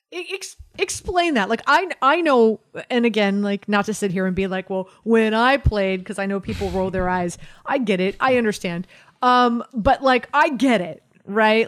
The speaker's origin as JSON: {"language": "English", "town": "Miami", "region": "Florida", "country": "United States", "moved": "yes", "said": "I'm from Miami"}